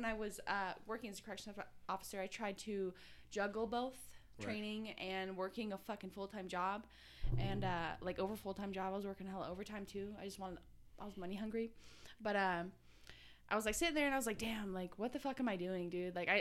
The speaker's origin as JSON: {"language": "English", "town": "Susanville", "region": "California", "country": "United States", "tie": "born or raised there", "also_born_or_lived": "Bakersfield, California", "said": "my hometown in Susanville"}